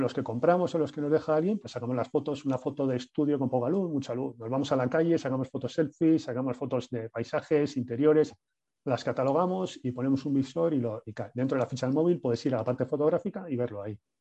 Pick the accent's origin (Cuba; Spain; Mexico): Spain; Bilbao, Basque Country; somos cuatro amigos, somos de Bilbao